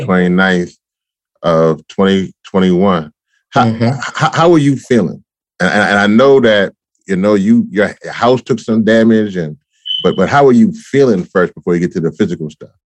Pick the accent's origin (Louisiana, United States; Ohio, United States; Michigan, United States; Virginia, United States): Louisiana, United States; I'm from Louisiana